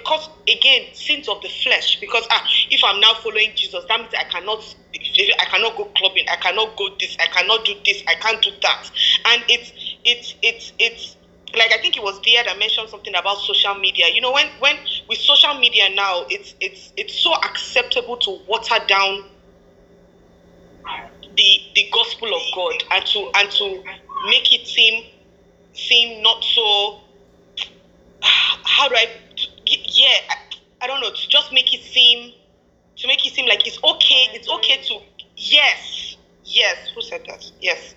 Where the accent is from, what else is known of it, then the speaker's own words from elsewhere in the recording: Nigeria; growing up in Nigeria and growing up in Africa